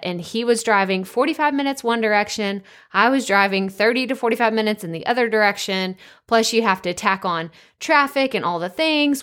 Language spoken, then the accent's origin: English; Athens, Texas, United States; moved away as an adult; also born or lived in Dallas-Fort Worth area; I'm from a small town in Northeast Texas, Athens, Texas